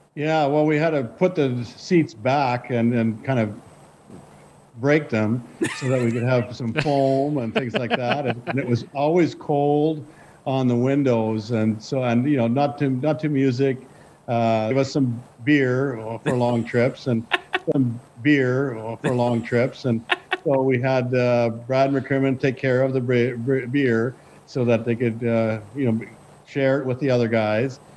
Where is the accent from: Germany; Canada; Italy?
Canada; Saskatchewan; also born or lived in Lanigan / Jansen / Neudorf / Melville; I grew up in Saskatchewan